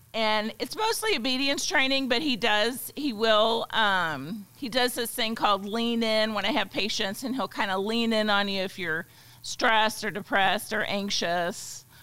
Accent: Pittsburgh, Pennsylvania, United States; moved away as an adult; also born or lived in Alabama / Germany; now in Edwardsville, United States; originally I'm from uh, near Pittsburgh, Pennsylvania. Grew up there

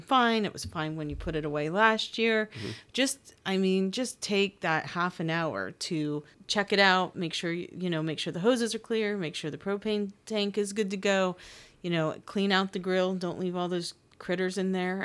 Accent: Pennsylvania, United States; now in Maryland, United States; I'm from Pennsylvania

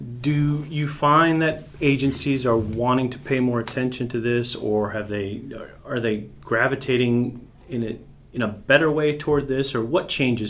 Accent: San Diego, California, United States; moved away; my hometown of San Diego, California

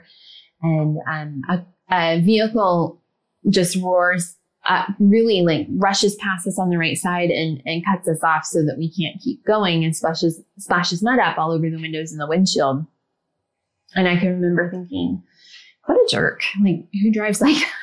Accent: Ohio, United States; I grew up in the Midwest. I'm from Ohio.

